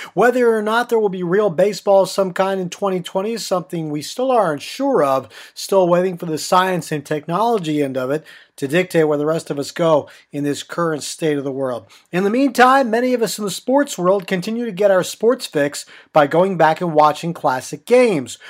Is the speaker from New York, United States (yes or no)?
no; Middletown, Pennsylvania, United States; I grew up in Middletown, Pennsylvania, about a two hour drive from Philadelphia